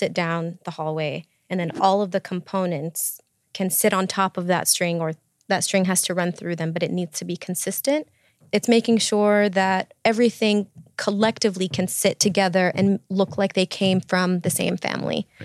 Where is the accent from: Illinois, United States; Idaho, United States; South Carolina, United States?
Illinois, United States; Chicago; I'm from Chicago